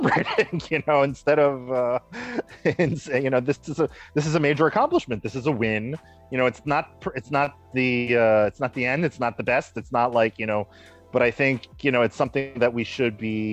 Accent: New York, United States; first language English; moved away as an adult; now in Israel; growing up in New York, I grew up in a melting pot

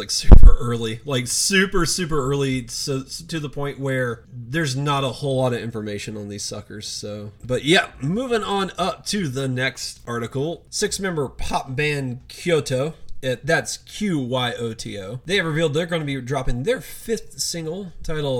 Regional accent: the South, United States; I grew up in the South.

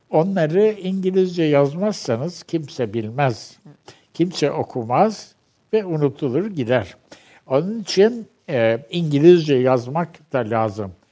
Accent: Turkey; Ee, şimdi şöyle yaz, ben Türkçe benim ana dilim. Ee, Türkçe'de en iyi yazabileceğim en iyi dil Türkçe.

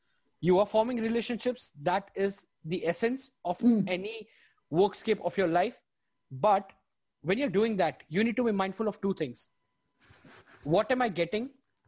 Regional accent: India; moved away as an adult; now in Australia; I come from India. So when I, you know, moved to Australia, it was a huge cultural difference for me.

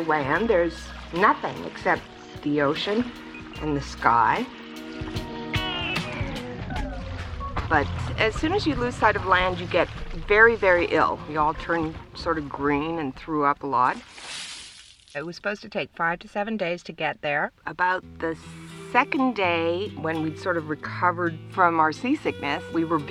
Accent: British Columbia, Canada; moved away as an adult; also born or lived in United States; I'm originally from Canada, from British Columbia.

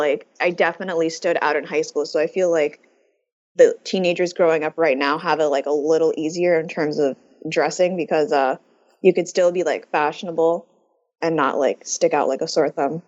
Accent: United States; as American Muslim youth

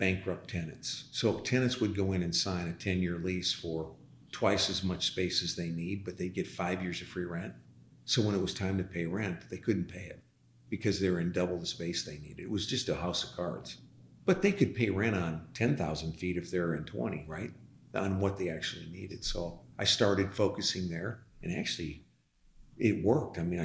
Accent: LaSalle, Illinois, United States; now in Dallas, United States; I was born and raised on a farm, actually. We weren't farmers. We were living in a home on a farm in a town of 10,000 people, LaSalle, Illinois

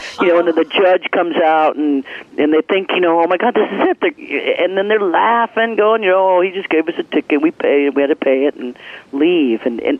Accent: Leavenworth, Kansas, United States; I grew up in the Midwest. I mean, I grew up in Leavenworth, Kansas, right close to you guys.

